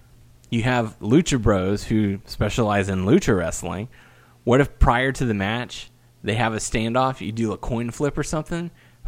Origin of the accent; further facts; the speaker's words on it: Texas, United States; Just because I'm Texan.